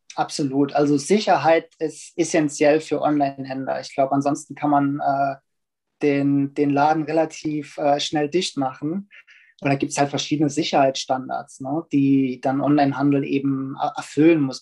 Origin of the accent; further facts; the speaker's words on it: Germany; als Deutsche